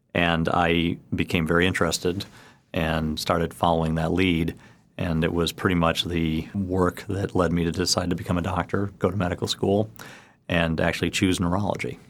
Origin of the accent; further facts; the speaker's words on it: Chicago, Illinois, United States; now in New York City, United States; I grew up in the University of Chicago